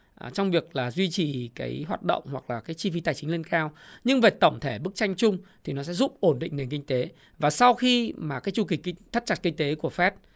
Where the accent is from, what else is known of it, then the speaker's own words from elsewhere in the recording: Ha Long, Quang Ninh, Vietnam; Quảng Ninh, Hạ Long quê tôi